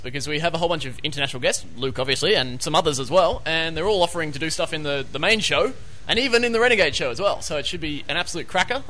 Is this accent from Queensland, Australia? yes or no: no; Sydney, New South Wales, Australia; I'm from Sydney.